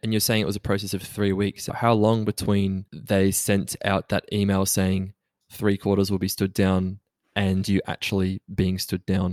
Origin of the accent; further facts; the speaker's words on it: Australia; We are both Australian